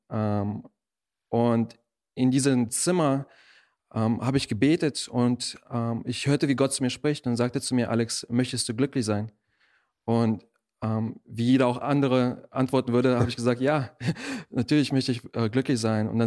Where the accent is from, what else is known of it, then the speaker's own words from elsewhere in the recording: Germany; also born or lived in Russia; Ähm, ich bin in Russland geboren und äh, mit acht bin ich dann hier nach Deutschland gezogen, bin hier aufgewachsen